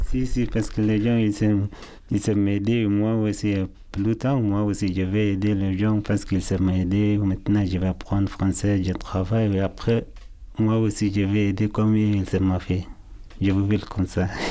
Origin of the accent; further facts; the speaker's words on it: Sudan; French is a second language; moved away as an adult; also born or lived in Libya / Italy; now in France; Je viens de Soudan. Je suis soudanais.